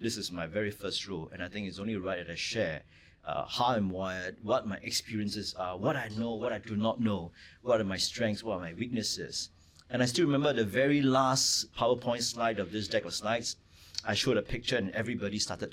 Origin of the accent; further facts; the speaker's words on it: Singapore; I grew up in Redhill in a three-room flat